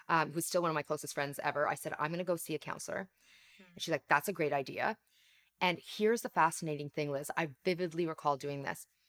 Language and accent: English; Canada; accent: Canadian; my parents came to Canada, which is where I live, I'm Canadian